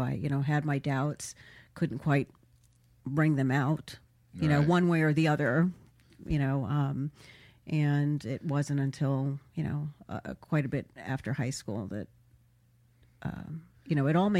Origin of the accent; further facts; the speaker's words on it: Florida, United States; South Florida.